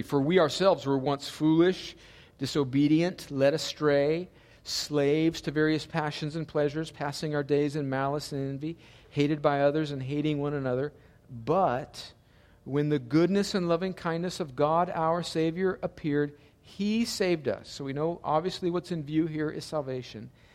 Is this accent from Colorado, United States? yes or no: no; El Centro, California, United States; moved away; my hometown of El Centro, California